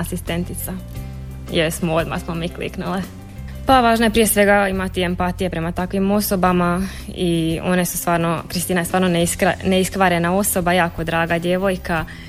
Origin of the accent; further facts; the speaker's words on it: Budrovci, Osijek-Baranja County, Croatia; dolazim iz Budrovaca